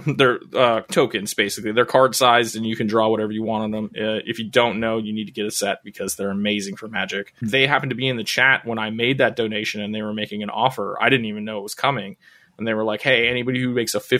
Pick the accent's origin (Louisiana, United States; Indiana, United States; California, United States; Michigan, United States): California, United States; Southern; another local SoCal boy like myself